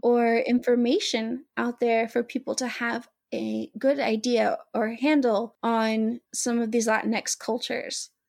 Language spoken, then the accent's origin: English; the South, United States; We're both from the South